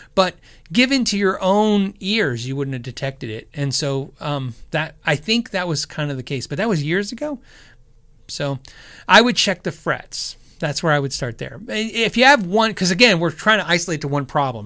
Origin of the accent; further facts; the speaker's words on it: Tucson and then Phoenix, Arizona, United States; also born or lived in California; I was born in California, but I was raised pretty much Tucson and then Phoenix, Arizona